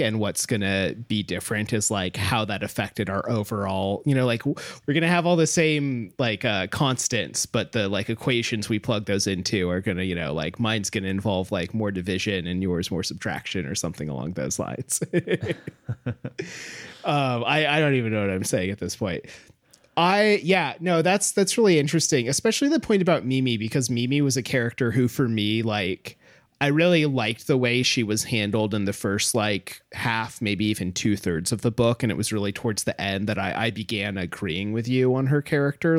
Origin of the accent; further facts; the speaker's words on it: United States; as an American